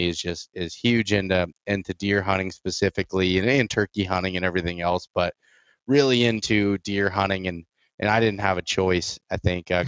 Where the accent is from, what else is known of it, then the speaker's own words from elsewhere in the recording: Northern Pennsylvania, United States; I'm from Northern Pennsylvania